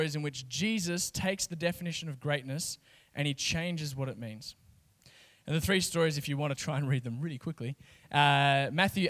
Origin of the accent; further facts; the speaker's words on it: Kalgoorlie, Western Australia, Australia; I grew up in Kalgoorlie, 30,000 people.